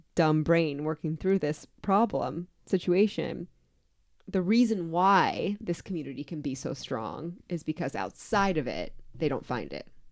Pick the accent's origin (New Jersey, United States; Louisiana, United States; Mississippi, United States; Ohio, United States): New Jersey, United States; Atlantic City; also born or lived in Florida; now in Cincinnati, United States; I was born in Atlantic City